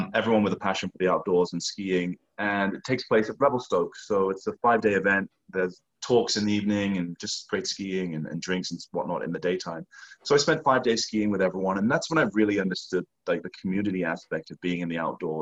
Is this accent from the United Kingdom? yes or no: yes; England, United Kingdom; moved away; I come from the countryside in England